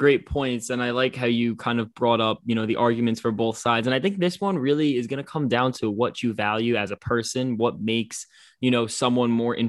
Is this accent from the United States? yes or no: yes; Yonkers, New York, United States; as a New Yorker, you know, like that's I was born in Yonkers, like that's my city.